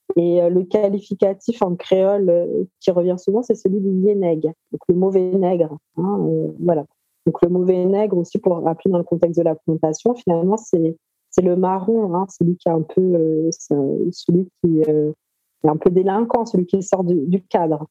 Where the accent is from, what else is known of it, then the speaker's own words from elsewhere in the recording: Paris, Île-de-France, France; Moi, je suis née en France, à Paris, et je continue de vivre à Paris.